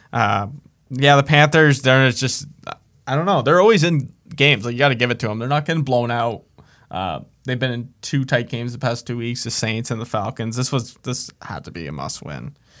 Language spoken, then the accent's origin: English; Canada; I'm Canadian.